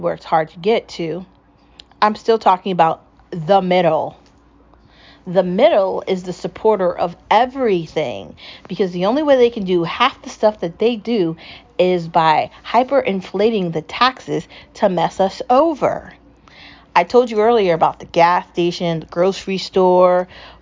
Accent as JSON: {"language": "English", "country": "United States", "said": "I'm American."}